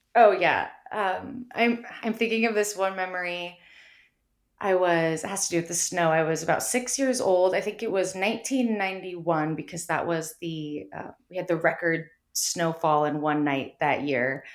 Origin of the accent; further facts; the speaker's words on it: Mount Shasta, California, United States; growing up in Mount Shasta